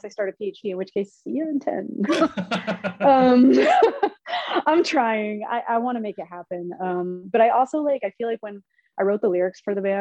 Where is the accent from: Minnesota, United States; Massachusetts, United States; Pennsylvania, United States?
Pennsylvania, United States; Philadelphia; moved away as an adult; I'm from Philly, but I'm not there anymore